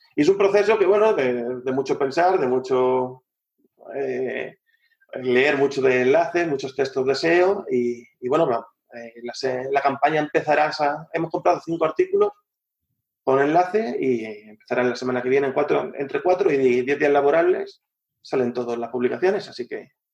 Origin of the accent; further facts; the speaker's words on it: Madrid, Community of Madrid, Spain; now in La Manga del Mar Menor, Spain; yo, soy madrileño, ¿eh? Yo soy madrileño